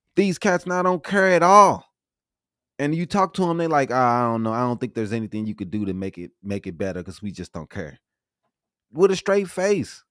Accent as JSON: {"language": "English", "town": "St. Louis", "region": "Missouri", "country": "United States", "said": "I'm from Saint Louis"}